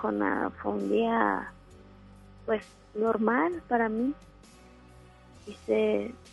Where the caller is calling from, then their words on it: Monterrey, Nuevo León, Mexico; De aquí el centro de Monterrey.